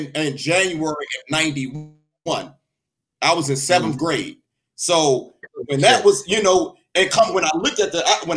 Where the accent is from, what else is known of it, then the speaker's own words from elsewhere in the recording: Washington, District of Columbia, United States; I'm from Washington, D.C.